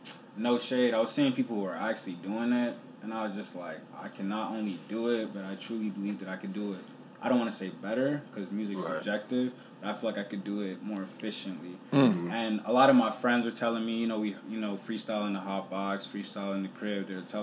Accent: Sierra Leone; So, I'm from Sierra Leone.

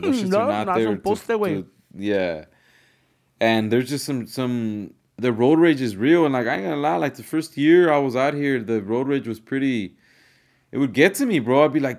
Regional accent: California, United States; now in Georgia, United States; living in Georgia for the last 5 years and then growing up in California

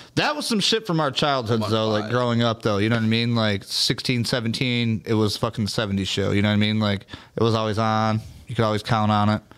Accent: Michigan, United States; being from Michigan growing up

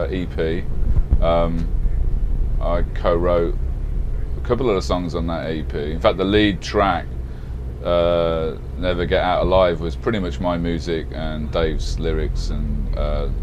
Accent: Birmingham, West Midlands, United Kingdom; moved away as an adult; also born or lived in London; now in Los Angeles, United States; I'm originally from Birmingham, UK. So, yeah, it would have been when I was living in Birmingham, you know, probably maybe 18 years old

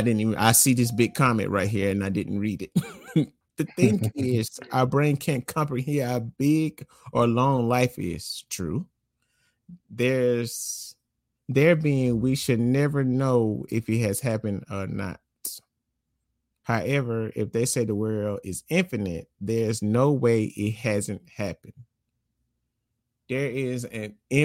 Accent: Gadsden, Alabama, United States; moved away; I'm from Gadsden, Alabama. And Gadsden, Alabama is nothing

